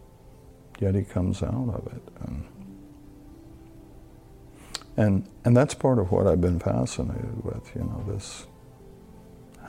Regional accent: Tennessee, United States; moved away; I'm from Tennessee originally. My grandfather had a cotton farm that I worked on growing up

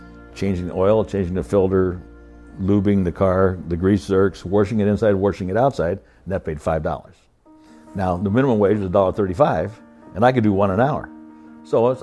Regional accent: Iowa, United States; I was born in Iowa on a farm, the oldest of five kids. My dad worked at John Deere Waterloo Tractor Works

